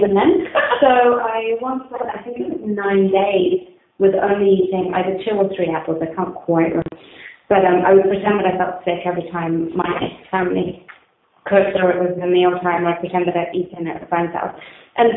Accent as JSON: {"language": "English", "region": "England", "country": "United Kingdom", "tie": "born or raised there", "said": "I grew up in England and my parents are Colombian"}